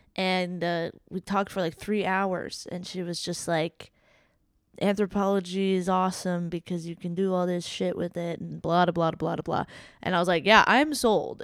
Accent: South Florida, United States; also born or lived in Jamaica; me being from Florida

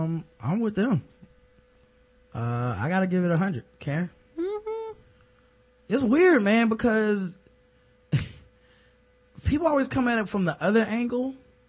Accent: Jamaica; All four of us were there sitting there, got offended because none of us are from Africa. I'm Jamaican.

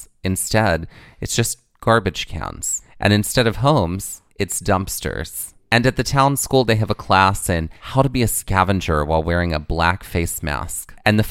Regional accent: the South, United States; the little cults is the name of my, my YA novel that I write about growing up in the South

